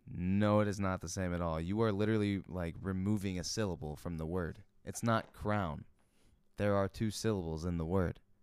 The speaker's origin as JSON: {"language": "English", "country": "United States", "said": "we're Americans"}